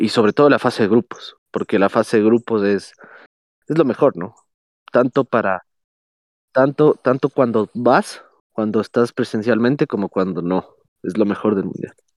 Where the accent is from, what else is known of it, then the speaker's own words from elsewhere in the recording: Ecuador; a nosotros como ecuatorianos